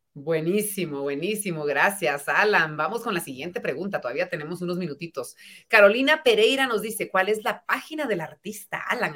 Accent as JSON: {"language": "Spanish", "country": "Guatemala", "said": "cada vez somos más los guatemaltecos que queremos crecer"}